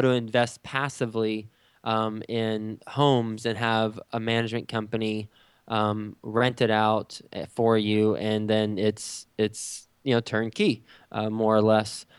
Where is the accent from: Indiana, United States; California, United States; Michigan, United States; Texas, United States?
Texas, United States; moved away as an adult; also born or lived in New York City; now in Cincinnati, United States; I'm from Texas. I grew up in Texas